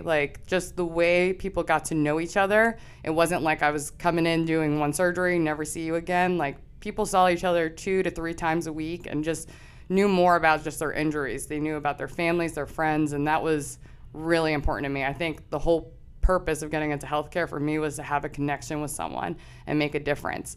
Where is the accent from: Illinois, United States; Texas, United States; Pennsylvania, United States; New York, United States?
Pennsylvania, United States; Chester Springs; I'm originally from Chester Springs, so that's about thirty minutes outside of here. grew up small town